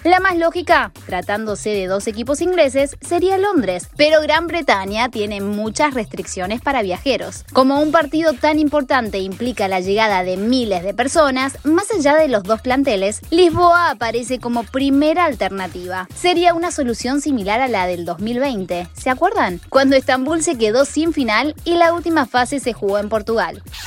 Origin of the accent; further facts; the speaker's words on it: Córdoba, Argentina; Soy cordobés